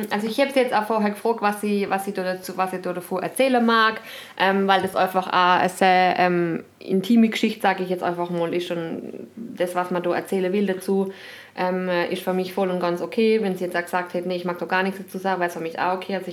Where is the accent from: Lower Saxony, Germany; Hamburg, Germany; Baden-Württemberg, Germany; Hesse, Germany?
Baden-Württemberg, Germany; Freiburg; ich bin in Freiburg aufgewachsen.